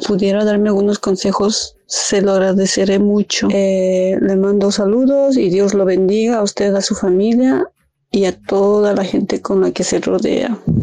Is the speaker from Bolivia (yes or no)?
yes; Bolivia; now in Dublin, Ireland; Soy boliviana, pero actualmente estoy en Dublín, Irlanda.